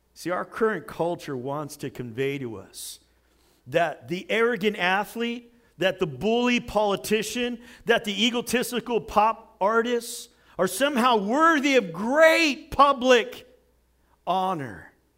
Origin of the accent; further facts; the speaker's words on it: United States; I'm an American